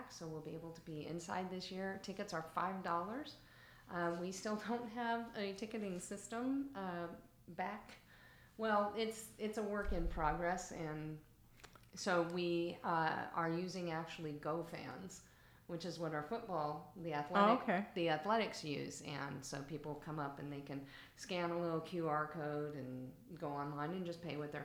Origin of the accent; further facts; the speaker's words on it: El Centro, California, United States; moved away as an adult; I started my career at Central Union High School, which is actually where I graduated